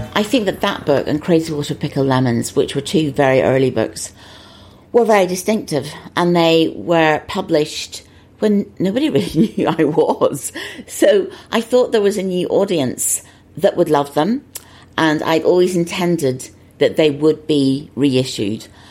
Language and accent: English; Northern Ireland, United Kingdom; moved away; I didn't grow up in an, an, easy time there. I mean, I wasn't in Belfast, I was about 50 miles north of Belfast